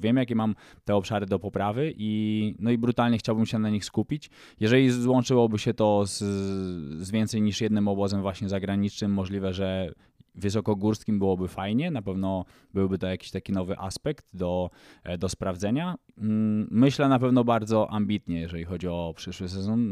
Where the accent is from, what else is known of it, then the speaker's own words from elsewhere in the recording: Poland; nam Polakom